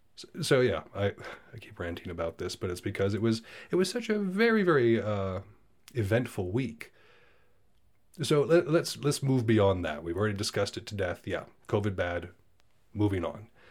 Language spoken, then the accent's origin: English; United States; I'm from America